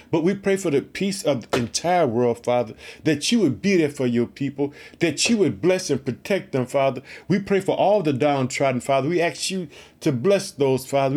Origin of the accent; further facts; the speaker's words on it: Illinois, United States; also born or lived in Chicago; We are heard in the state of Illinois, which is my home state. I reside in the city of Chicago